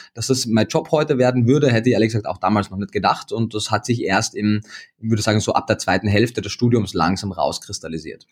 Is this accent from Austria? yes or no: yes; Austria; moved away as an adult; now in Berlin, Germany; bin ich gebürtiger Österreicher